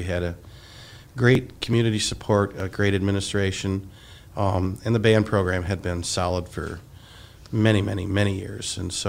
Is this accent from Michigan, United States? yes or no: yes; Hastings, Michigan, United States; I grew up in Hastings. I went to Hastings High School